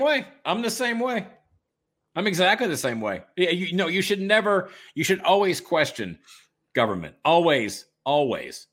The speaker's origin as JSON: {"language": "English", "town": "Detroit", "region": "Michigan", "country": "United States", "tie": "born or raised there", "said": "my hometown, your hometown, Detroit"}